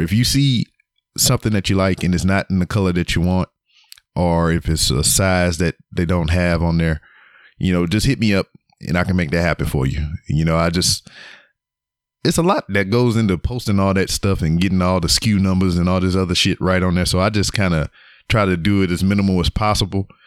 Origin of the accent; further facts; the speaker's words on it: Louisiana, United States; now in Texas, United States; I'm from Louisiana